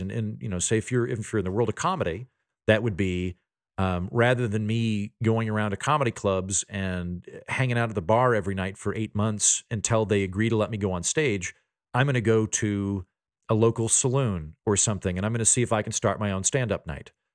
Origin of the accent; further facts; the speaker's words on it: Oklahoma, United States; moved away; also born or lived in Washington, D.C.; I'm from Oklahoma, my dad's a judge, but the rest of my family's farmers